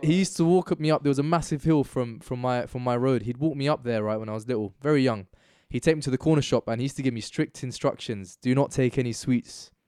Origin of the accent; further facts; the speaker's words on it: United Kingdom; there are things about me which are inherently, like, innately British, and then there are also parts of me which are, like, Pakistani